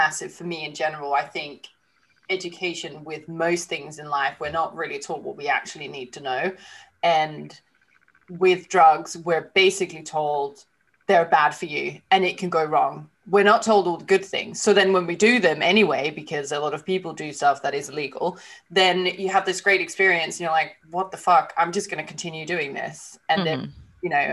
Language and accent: English; Denmark; we're both from Denmark